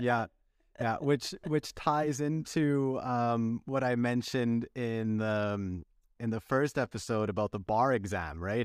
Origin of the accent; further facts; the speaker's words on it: Canada; as a Canadian